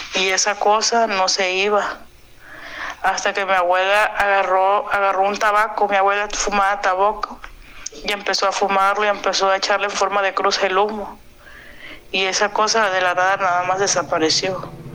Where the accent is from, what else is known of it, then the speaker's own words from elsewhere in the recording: Acapulco, Guerrero, Mexico; yo soy de Acapulco en Guerrero